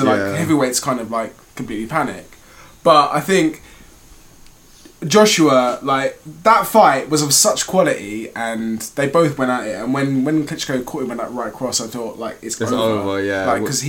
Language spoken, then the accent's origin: English; Birmingham, West Midlands, United Kingdom; born there; I was born in Birmingham.